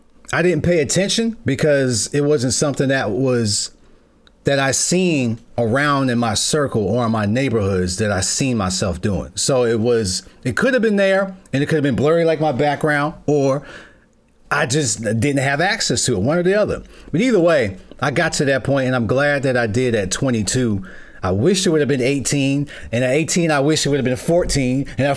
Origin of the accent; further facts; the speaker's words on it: New York, United States; moved away; I'm originally from New York, and I've bounced okay. around. My dad was in the military, so I've been various different states, and I'm in Ohio right now.